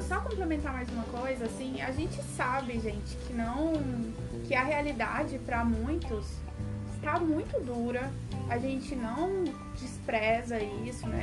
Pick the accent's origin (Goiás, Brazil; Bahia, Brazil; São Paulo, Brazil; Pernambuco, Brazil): Goiás, Brazil; Goiânia; a minha família não mora em Goiânia desde que eu me entendo por gente. Então sempre foi eu e minha mãe em Goiânia.